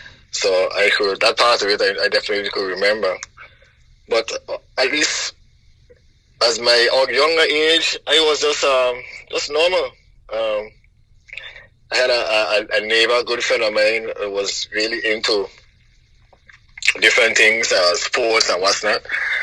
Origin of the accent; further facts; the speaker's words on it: St. Croix, U.S. Virgin Islands; St. Croix wasn't bad for me. We didn't have much, but my father had actually left when I was pretty young.